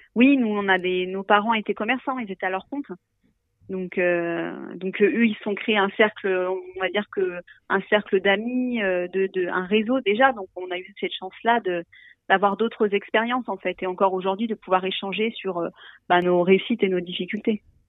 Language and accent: French; Ain, Dombes, Auvergne-Rhône-Alpes, France; On est originaire de l'Inde, de la Dombe nous, mêmes